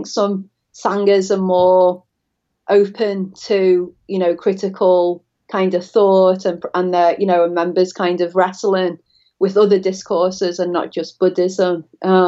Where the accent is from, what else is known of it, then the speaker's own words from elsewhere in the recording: Liverpool, North West England, United Kingdom; now in Florida, United States; I'm from Liverpool, just to, in case the audience is startled by my accent. I'm not a native to Florida.